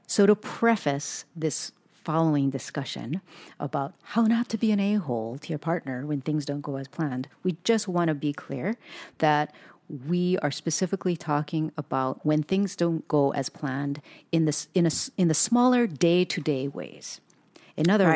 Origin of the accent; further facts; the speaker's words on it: Hawaii, United States; also born or lived in Southern California; now in Pacific Northwest, United States; we were born and raised in Hawaii and then we moved to Southern California